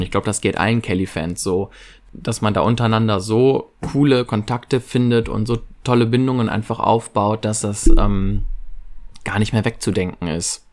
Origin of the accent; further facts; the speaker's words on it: Viersen, North Rhine-Westphalia, Germany; Ich komme aus Viersen, das ist in der Nähe von Mönchengladbach in Nordrhein-Westfalen